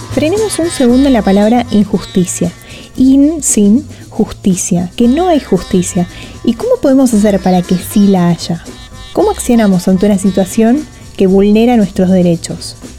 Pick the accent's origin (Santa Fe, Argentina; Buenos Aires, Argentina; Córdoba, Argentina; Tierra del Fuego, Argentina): Buenos Aires, Argentina; licenciada en Ciencias Ambientales, porteña